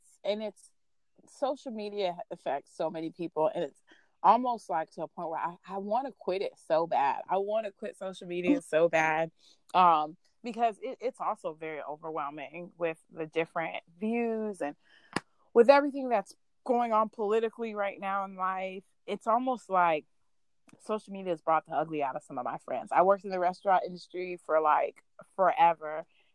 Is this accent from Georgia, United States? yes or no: yes; Augusta, Georgia, United States; born there; But at the same time, I'm Hispanic, but I was born in Augusta, Georgia. I'm also a military brat, so I've been everywhere.